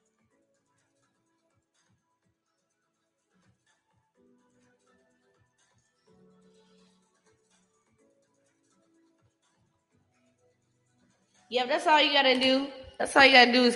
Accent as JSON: {"language": "English", "region": "North Carolina", "country": "United States", "said": "I'm from North Carolina."}